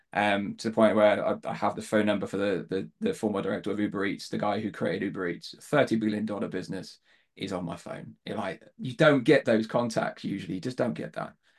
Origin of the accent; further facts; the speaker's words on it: Devon, South West England, United Kingdom; accent: Southern; moved away; I was born, born down south, grew up in Devon